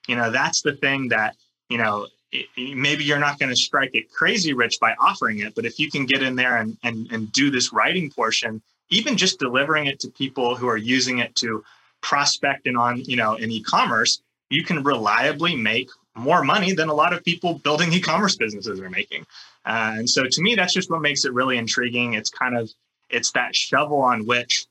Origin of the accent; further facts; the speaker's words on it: California, United States; I grew up in California.